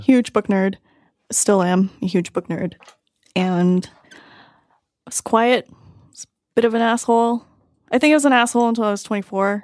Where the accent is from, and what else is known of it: Toronto, Ontario, Canada; born or raised there